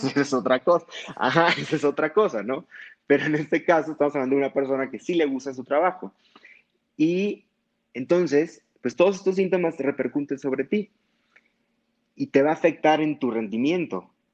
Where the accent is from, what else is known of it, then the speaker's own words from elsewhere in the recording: Hermosillo, Sonora, Mexico; moved away as an adult; now in Mexico City, Mexico; yo soy de Hermosillo, Sonora. Allá estudié la carrera de medicina